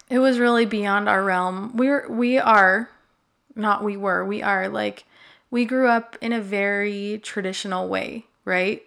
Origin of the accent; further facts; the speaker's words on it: Utah, United States; I grew up in Utah